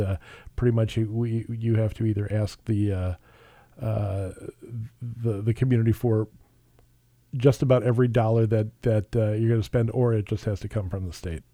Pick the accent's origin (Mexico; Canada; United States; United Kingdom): United States; Edina, Minnesota; I grew up in Edina